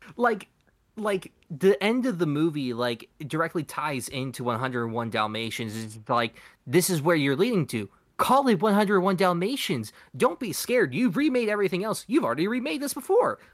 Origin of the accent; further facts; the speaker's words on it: United States; we're from America